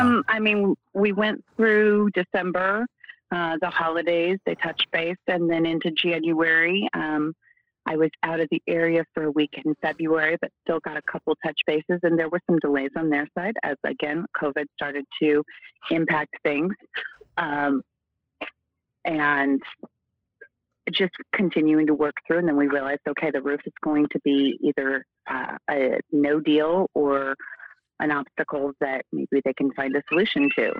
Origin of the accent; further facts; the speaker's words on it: Oregon, United States; moved away as an adult; now in Arizona, United States; I I'm from Oregon originally. I've been in Arizona for almost 15 years